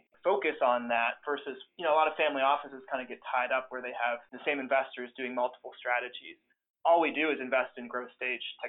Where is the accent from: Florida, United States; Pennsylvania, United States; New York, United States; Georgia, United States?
Pennsylvania, United States; Pittsburgh; I grew up in Pittsburgh